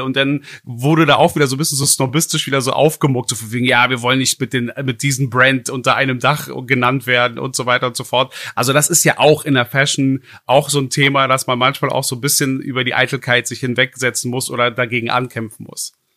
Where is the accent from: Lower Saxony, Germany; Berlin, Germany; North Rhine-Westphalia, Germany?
Berlin, Germany; einem gebürtigen Berliner wie mir